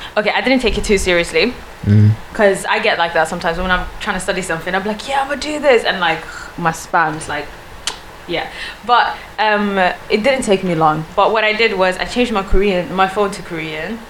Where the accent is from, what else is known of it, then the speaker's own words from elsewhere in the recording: Sweden; first language Swedish; English is a second language; moved away; I was from Sweden myself.